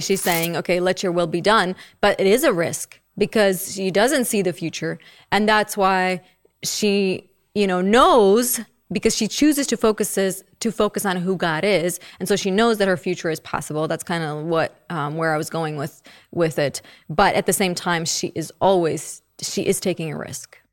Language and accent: English; Czechia; moved away; I don't know all of the hymns because I grew up in the Czech Republic